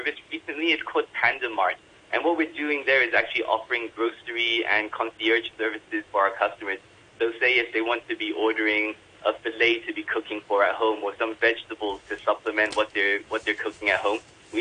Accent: Hong Kong; when I was growing up in Hong Kong

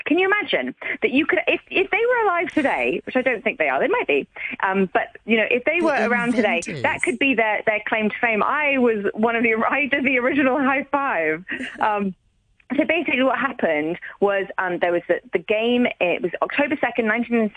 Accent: Hong Kong; growing up in Hong Kong

